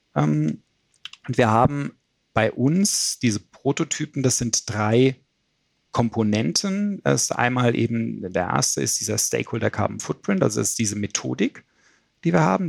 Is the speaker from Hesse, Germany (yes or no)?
yes; Frankfurt, Hesse, Germany; ich komme aus der Gegend von Frankfurt